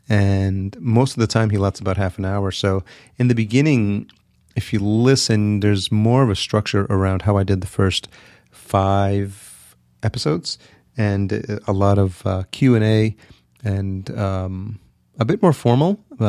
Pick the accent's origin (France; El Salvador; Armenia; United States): El Salvador; born there; I was born in El Salvador, for those of you who don't know.